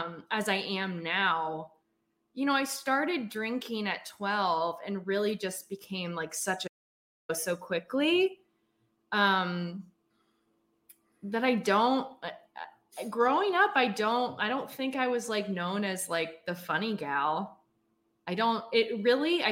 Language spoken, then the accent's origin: English; Philadelphia suburbs, Pennsylvania, United States; I grew up in the Philadelphia suburbs